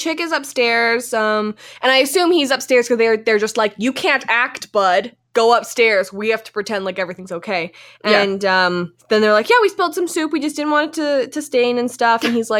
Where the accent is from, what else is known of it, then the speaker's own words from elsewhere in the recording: Canada; We have to take a quick break here because we're from Canada and Virtue and Moyer are about to skate